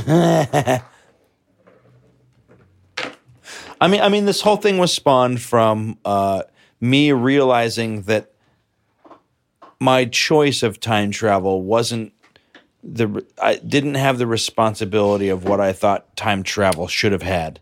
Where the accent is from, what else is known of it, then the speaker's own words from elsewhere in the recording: New York City, New York, United States; I'm from New York